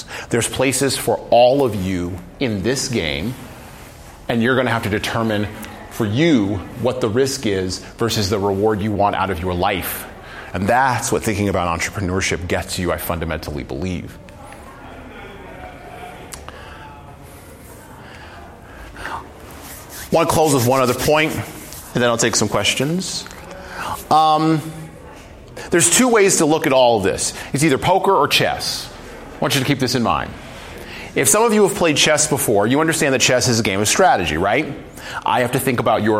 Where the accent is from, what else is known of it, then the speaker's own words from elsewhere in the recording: United States; I was born in America